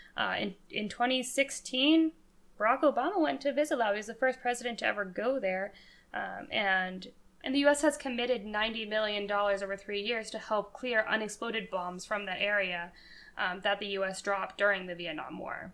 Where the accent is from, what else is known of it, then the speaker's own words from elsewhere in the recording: Colorado, United States; moved away; I'm from Colorado.